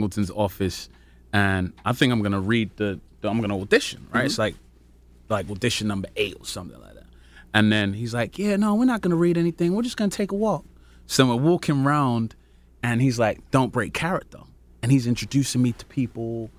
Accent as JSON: {"language": "English", "town": "Peckham", "region": "London", "country": "United Kingdom"}